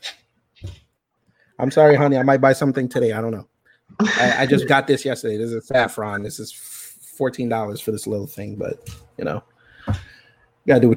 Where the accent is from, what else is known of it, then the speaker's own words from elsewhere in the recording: Jamaica; I'm Jamaican.